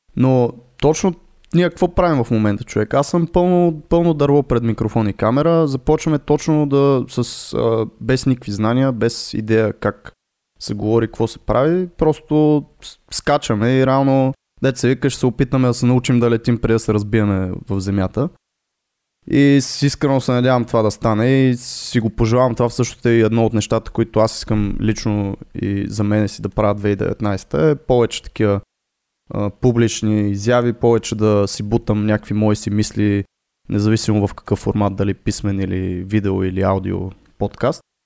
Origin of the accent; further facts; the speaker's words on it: Botevgrad, Sofia Province, Bulgaria; аз съм от Ботевград